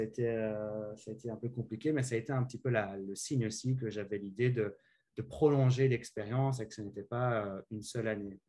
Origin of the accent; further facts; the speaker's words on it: Sambreville, Wallonia, Belgium; moved away as an adult; also born or lived in Namur / Liège / Louvain-la-Neuve; now in Halifax, Canada; je viens de Sambreville, petite commune entre euh, Namur et Charleroi. J'ai fait mes études secondaires à Namur